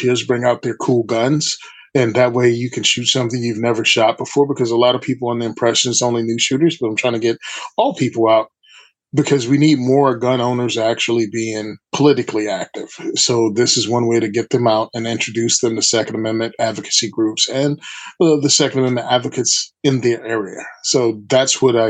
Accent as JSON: {"language": "English", "region": "Virginia", "country": "United States", "moved": "yes", "lives_now": "New Jersey, United States", "said": "I'm originally from Virginia"}